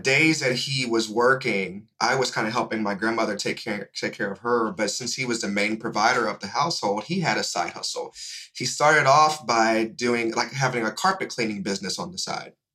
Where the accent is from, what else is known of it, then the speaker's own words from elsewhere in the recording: Indianapolis, Indiana, United States; now in Atlanta, United States; I'm originally from Indianapolis, Indiana